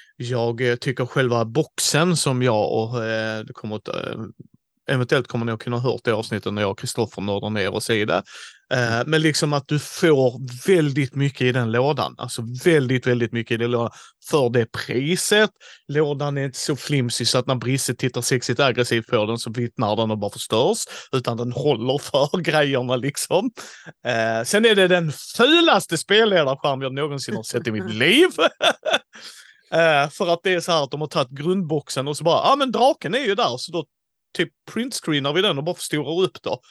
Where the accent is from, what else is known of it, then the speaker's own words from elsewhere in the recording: Skåne, Sweden; vi är tre skåningar